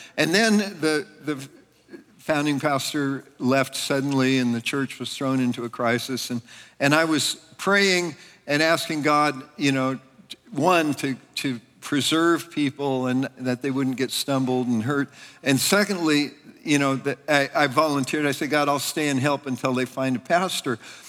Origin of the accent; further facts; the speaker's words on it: California, United States; now in Pennsylvania, United States; I was from Northern California. Ann and I came from Northern California to Pennsylvania in 1987.